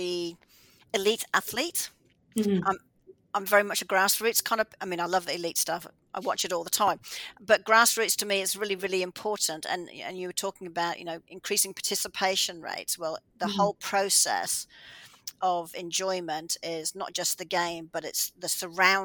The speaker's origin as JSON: {"language": "English", "country": "Australia", "moved": "yes", "lives_now": "Canada", "said": "I'm from Australia"}